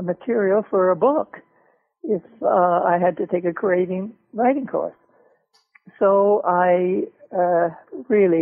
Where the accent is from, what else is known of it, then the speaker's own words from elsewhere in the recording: Toronto, Ontario, Canada; one of the best opera schools in North America was back in my hometown, Toronto.